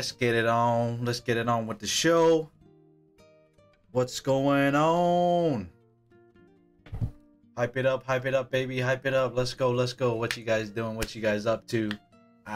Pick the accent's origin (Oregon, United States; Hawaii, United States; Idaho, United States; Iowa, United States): Hawaii, United States; Born and raised in Hawaii.